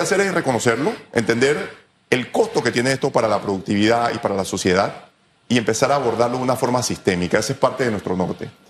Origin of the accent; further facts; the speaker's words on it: Félix Olivares school, Chiriquí, Panama; now in Panama City, Panama; yo vengo del Félix Olivares, un colegio del cual me siento sumamente orgulloso